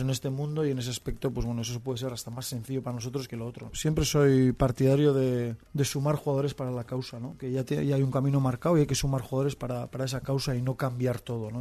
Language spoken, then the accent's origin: Spanish; Berriatua, Basque Country, Spain; moved away; fiestas de mi pueblo, de ah, Berriatúa